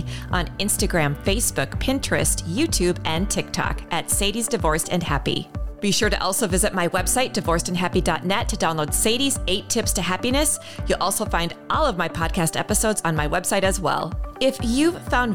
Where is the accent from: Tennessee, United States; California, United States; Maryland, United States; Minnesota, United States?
Minnesota, United States; Minneapolis; my hometown of Minneapolis